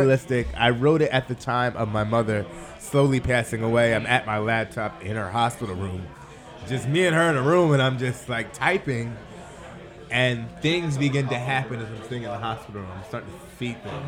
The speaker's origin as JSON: {"language": "English", "town": "Southampton", "region": "New York", "country": "United States", "tie": "born or raised there", "said": "I grew up in Southampton, went to school in Southampton"}